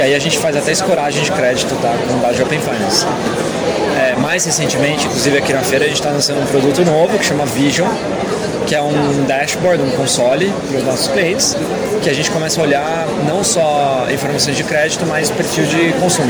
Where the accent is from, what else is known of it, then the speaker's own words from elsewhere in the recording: Campinas, São Paulo, Brazil; moved away as an adult; also born or lived in United States / China; eu sou de Campinas, né? Cresci lá